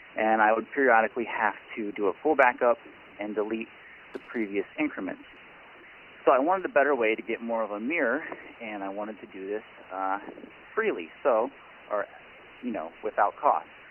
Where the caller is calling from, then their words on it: Cincinnati, Ohio, United States; I'm calling from Cincinnati